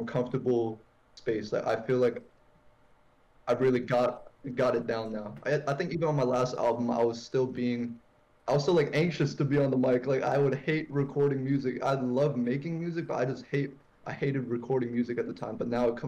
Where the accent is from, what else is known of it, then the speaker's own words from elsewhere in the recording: Northern Virginia, United States; I'm from Northern Virginia, you know, DMV